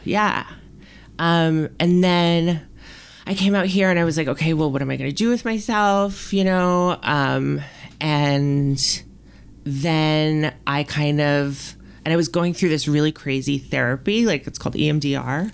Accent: New York City, New York, United States; moved away as an adult; now in Los Angeles, United States; I was born and raised there, like, spent my entire life there.

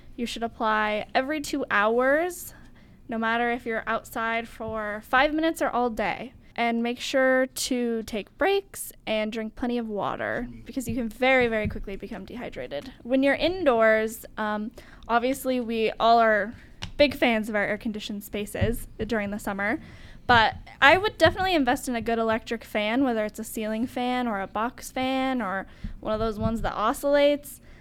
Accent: Idaho, United States; now in Tempe, United States; I'm from Idaho

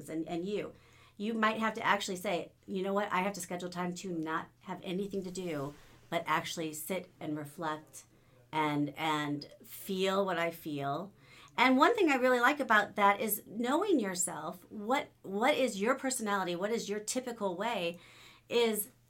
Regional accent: United States; I love being an American.

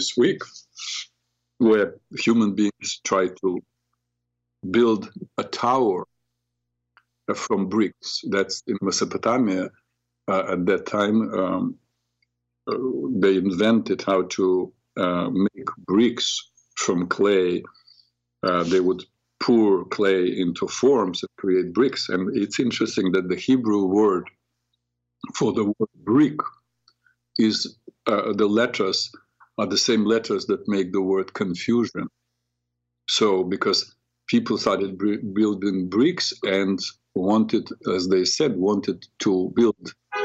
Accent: Ukraine; now in New York, United States; I came originally from Ukraine, so I speak Ukrainian, understand Ukrainian and Russian

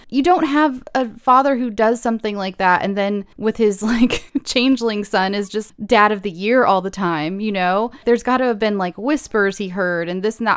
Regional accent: California, United States; I'm born and raised in California.

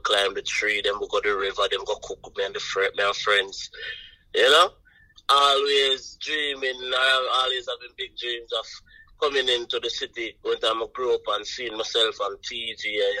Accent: Buff Bay, Portland, Jamaica; Buff Bay is a little town inside the parish of Portland. You know what I mean? You know, Portland is on the east side of Jamaica, so you know, we're all up on the countryside, right?

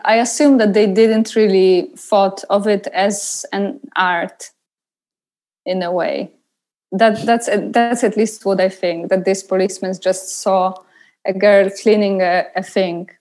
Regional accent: Poznan, Greater Poland, Poland; moved away; I came to Poznan, to my hometown

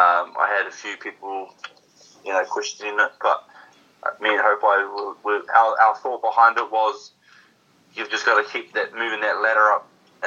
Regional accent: New Zealand; especially being, you know, the top Kiwi boy in New Zealand, on New Zealand soil.

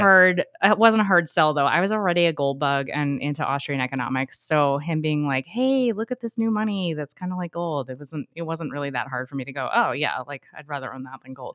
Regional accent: New York, United States; moved away as an adult; I'm originally from New York, but my parents, because we moved down here

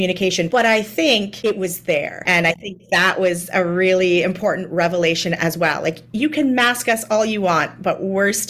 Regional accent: Niagara-on-the-Lake, Ontario, Canada; I grew up in Niagara-on-the-Lake, which is, you know, in Southern Ontario

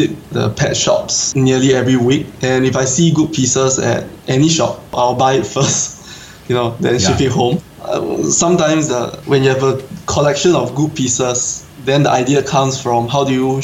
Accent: Singapore; I'm an aquascaper from Singapore

